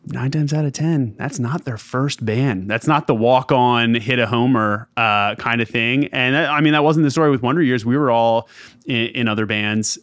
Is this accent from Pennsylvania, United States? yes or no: yes; just outside Philadelphia, Pennsylvania, United States; moved away as an adult; now in Atlanta, United States; I grew up just outside Philadelphia and have pretty much up until this past summer been a Philly guy my entire life